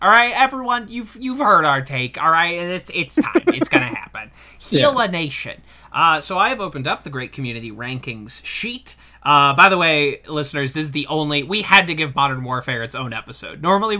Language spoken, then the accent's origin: English; New York, United States; I swear to you, as a New Yorker, I still see Michael Jackson impersonators on the reg.